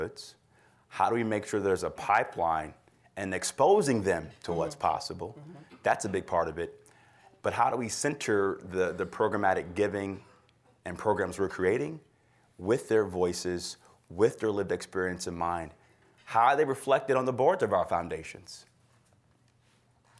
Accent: Cleveland, Ohio, United States; also born or lived in Washington, D.C.; my upbringing in this city

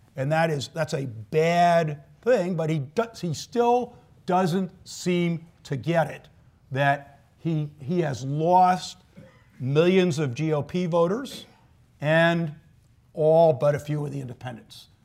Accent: New York, United States; moved away as an adult; I grew up in New York, started in the city in the mid 70s

